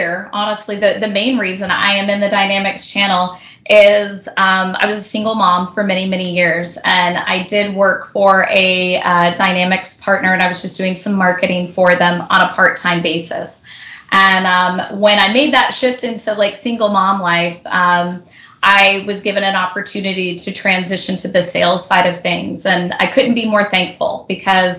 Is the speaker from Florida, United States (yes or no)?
no; Houston, Texas, United States; now in Southern California, United States; I live in Southern California, but I was born and raised in Houston, Texas, so I really had no family here